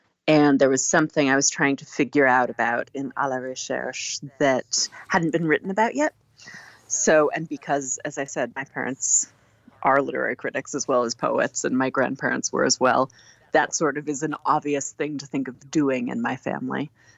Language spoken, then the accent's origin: English; East Coast, United States; born there; I am. I was born on the East Coast, but my parents are academics. They're both poets. And so I traveled around with their different jobs.